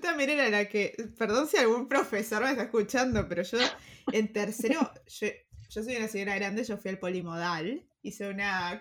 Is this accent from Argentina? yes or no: yes; Argentina; moved away; Argentina, de donde, de donde sos, de donde venís, y de donde vengo yo también